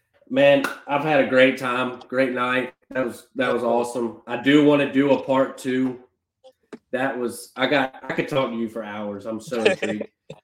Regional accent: Paducah, Kentucky, United States; I'm from Paducah.

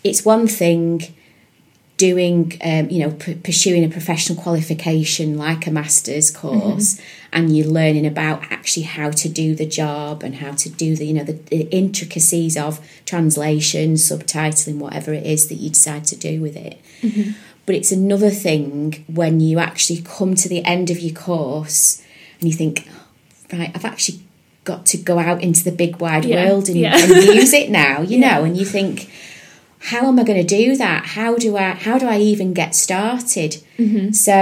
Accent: Preston, North West England, United Kingdom; moved away as an adult; also born or lived in Yorkshire / Liverpool; now in Salford, United Kingdom; So I was born in Yorkshire, grew up in Preston, went to school there, went to university in Liverpool

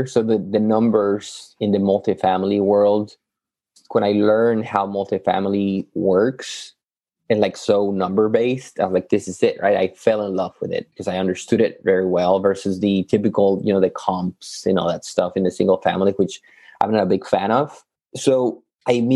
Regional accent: Yucatán, Mexico; moved away as an adult; also born or lived in Matamoros, Tamaulipas, Mexico; now in Texas, United States; I'm originally from Mexico, Yucatan

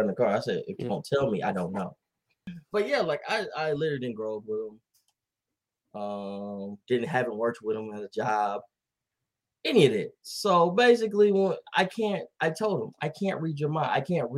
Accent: Dallas, Texas, United States; I'm from here. I'm from Oak Cliff

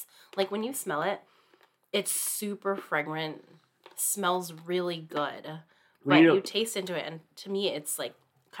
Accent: Hawaii, United States; now in Seattle, United States; I was born and raised in Hawaii

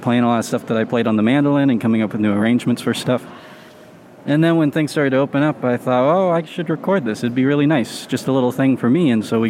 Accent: Texas, United States; I was born in Texas.

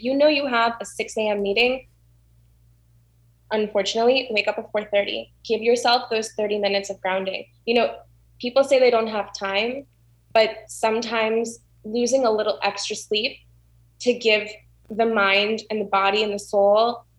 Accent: South Florida, United States; also born or lived in Orlando; I was born in Orlando. I grew up in South Florida

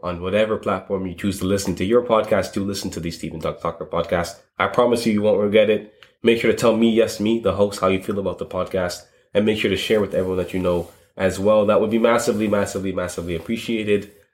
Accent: London, United Kingdom; I grew up in Streatham

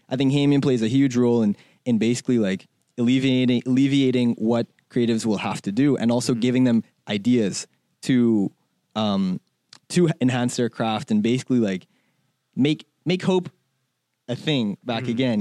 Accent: Bahamas; moved away as an adult; also born or lived in China; now in United States; I'm from the Bahamas

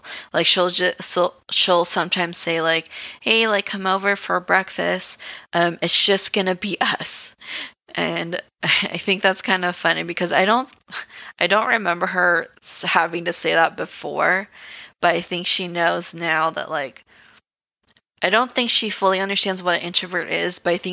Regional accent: Philippines; I'm Filipino.

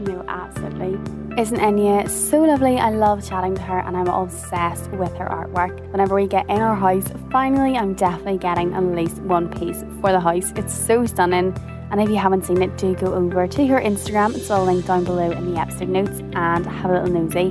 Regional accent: Northern Ireland, United Kingdom; being like Northern Irish

